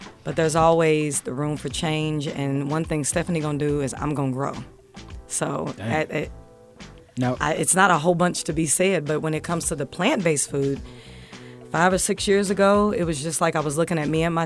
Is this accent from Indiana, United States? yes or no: yes; Evansville, Indiana, United States; moved away; also born or lived in Louisville, Kentucky; I'm coming from Louisville, Kentucky, and I was born in Evansville, Indiana